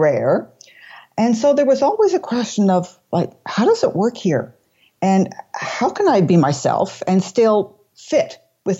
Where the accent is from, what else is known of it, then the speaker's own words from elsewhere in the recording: Toronto, Ontario, Canada; moved away as an adult; also born or lived in London, England / Brussels, Belgium / Montreal, Canada; I was born in Toronto, but I have moved around quite a bit in my life